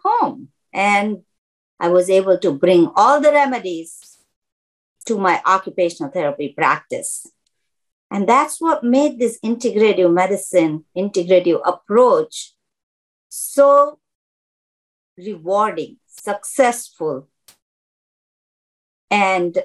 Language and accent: English; Mumbai, Maharashtra, India; moved away as an adult; now in United States; I have been in United States since 1981. I come from Mumbai, India.